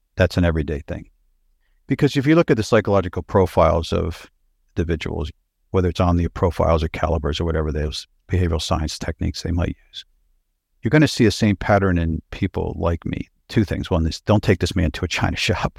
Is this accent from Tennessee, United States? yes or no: no; Pennsylvania, United States; born or raised there; moved away; also born or lived in New York City / Los Angeles / Houston / United Kingdom